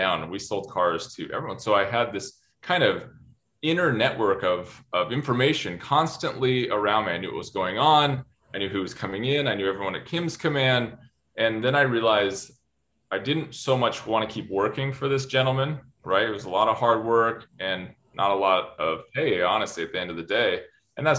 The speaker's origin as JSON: {"language": "English", "region": "Utah", "country": "United States", "moved": "as an adult", "said": "back to Utah, my home state"}